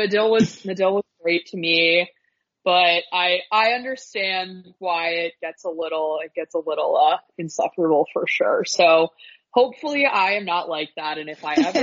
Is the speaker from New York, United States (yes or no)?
no; Virginia, United States; growing up in Virginia.